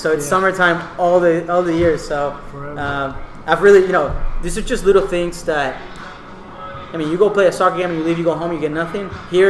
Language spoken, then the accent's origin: English; Houston, Texas, United States; In Houston, so in the west side of town, really, closer to like I-10 and Derry Ashford.